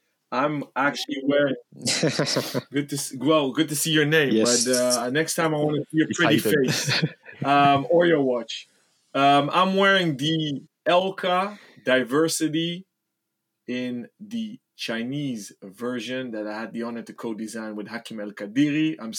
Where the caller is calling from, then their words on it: Amsterdam, North Holland, Netherlands; Good morning, chaps. I'm calling in from Amsterdam.